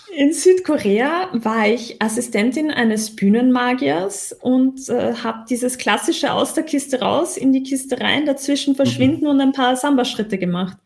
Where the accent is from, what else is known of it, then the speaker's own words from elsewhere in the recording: Austria; accent: Austrian; Ich bin Österreicherin.